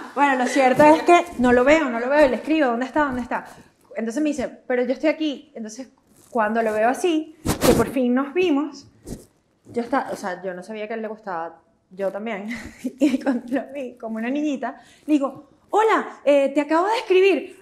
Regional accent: Venezuela; moved away as an adult; also born or lived in Netherlands; como venezolanos

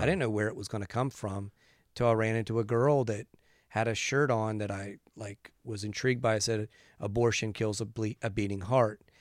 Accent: West Virginia, United States; I grew up in West Virginia

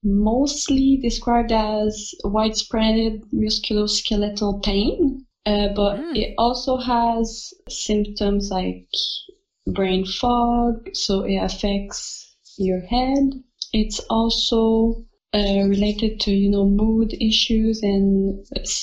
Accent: Quebec, Canada; also born or lived in Staines, United Kingdom; I'm from Quebec, Canada, so I'm French-Canadian.

